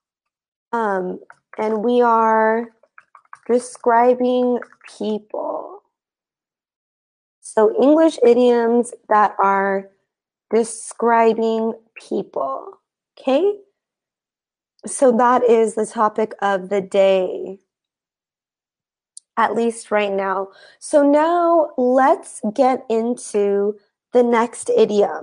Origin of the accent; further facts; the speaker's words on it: United States; I am not from Romania. I am from the United States. I am American. But I actually have ancestry that is Romanian